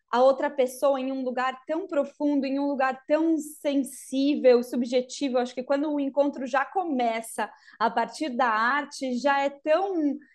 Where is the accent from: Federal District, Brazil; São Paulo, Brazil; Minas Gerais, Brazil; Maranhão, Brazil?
Federal District, Brazil; Brasília; born or raised there; now in Florianópolis, Brazil